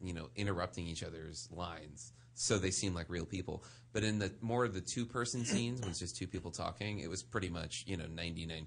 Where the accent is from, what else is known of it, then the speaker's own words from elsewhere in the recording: New Orleans, Louisiana, United States; now in Los Angeles, United States; I grew up in New Orleans